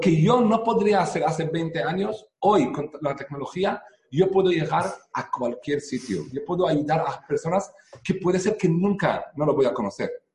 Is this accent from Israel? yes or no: yes; Israel; Spanish is a second language; moved away as an adult; now in Spain; vivo aquí en España ya 10 años, pero nací en Israel eh, hace 45 años. Eh, yo crecí en una familia religiosa